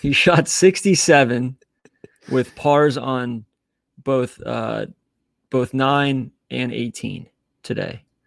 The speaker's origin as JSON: {"language": "English", "town": "Atlanta", "region": "Georgia", "country": "United States", "tie": "born or raised there", "said": "I grew up in Atlanta. We didn't really have parks."}